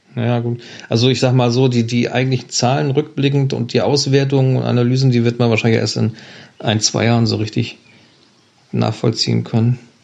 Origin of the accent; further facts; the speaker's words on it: Germany; bei uns in Deutschland